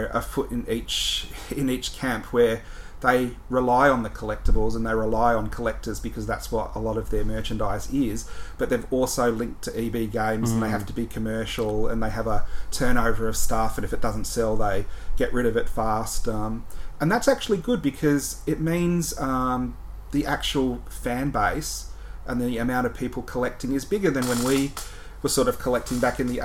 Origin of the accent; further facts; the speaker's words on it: Melbourne, Victoria, Australia; I grew up in Melbourne